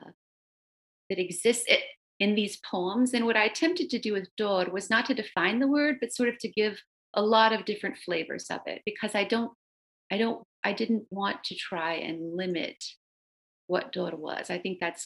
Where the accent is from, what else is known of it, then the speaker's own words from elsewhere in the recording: the South, United States; first language Romanian; English is a second language; growing up in the South, which is really haunted by slavery